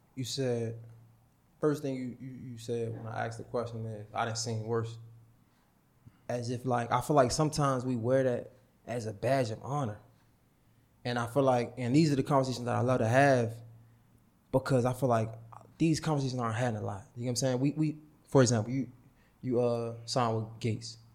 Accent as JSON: {"language": "English", "town": "Baltimore", "region": "Maryland", "country": "United States", "said": "'cause I'm from Baltimore"}